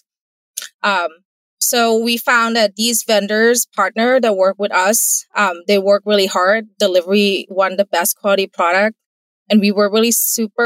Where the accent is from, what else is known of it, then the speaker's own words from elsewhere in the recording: Thailand; English is a second language; moved away as an adult; now in United States; I'm not born in the US. English is my second language. I grew up in Thailand